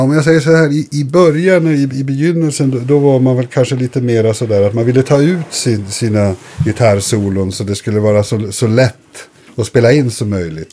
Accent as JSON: {"language": "Swedish", "town": "Boden", "region": "Norrbotten County", "country": "Sweden", "tie": "born or raised there", "also_born_or_lived": "Umeå / Vindeln", "moved": "yes", "said": "bott i Vindeln tills jag började. Det ligger fem mil inåt från Umeå"}